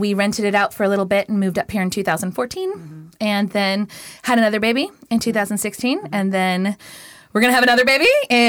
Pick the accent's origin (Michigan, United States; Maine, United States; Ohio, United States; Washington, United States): Washington, United States; Tacoma; also born or lived in California / Los Angeles; I was raised in Tacoma, graduated in 99, went up to Western, did the thing up there, got the degree, then went down to California and lived there for a decade, met and married an incredible man, had two babies, moved back up here